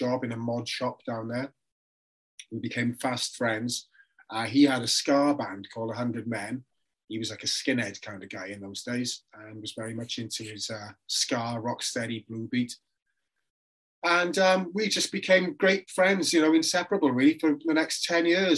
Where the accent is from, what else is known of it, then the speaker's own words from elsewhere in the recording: Port Talbot, Wales, United Kingdom; moved away as an adult; also born or lived in London; I'm from South Wales, from a little town called Portobello, which is famous for people like Richard Burton, Anthony Hopkins, and later Michael Sheen